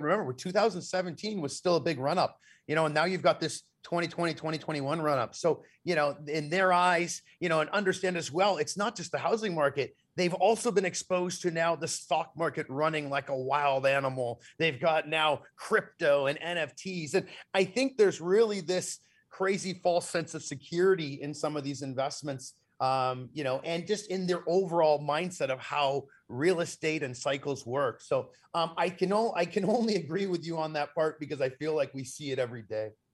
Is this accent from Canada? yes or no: yes; Canada; as a Canadian